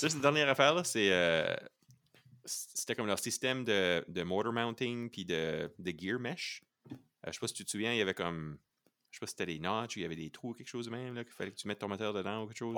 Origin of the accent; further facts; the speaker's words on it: Canada; On est des Acadiens